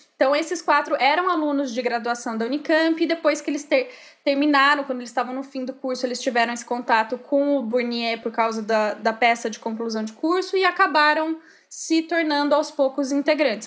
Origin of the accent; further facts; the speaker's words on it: Campinas, São Paulo, Brazil; eu cresci em Barão Geraldo, eu sou dessa terra